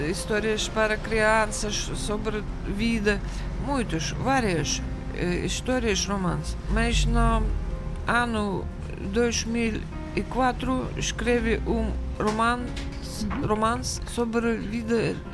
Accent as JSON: {"language": "Portuguese", "region": "Moscow", "country": "Russia", "tie": "born or raised there", "second_language": "Portuguese", "moved": "as an adult", "lives_now": "Portugal", "said": "Eh, nasci em Moscou eh, no dia 15 de abril de eh, 1900. 62."}